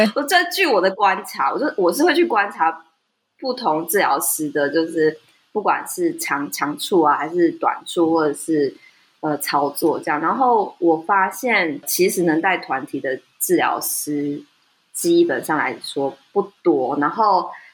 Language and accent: Chinese; Taiwan; 在台湾土生土长的人